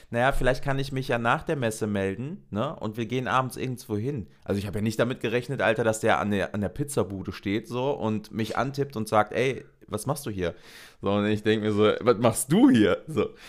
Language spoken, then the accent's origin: German; North Rhine-Westphalia, Germany; ich komme aus NRW